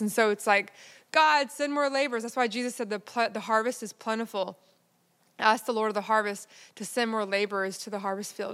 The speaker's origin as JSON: {"language": "English", "region": "Texas", "country": "United States", "tie": "born or raised there", "said": "my hometown in Texas"}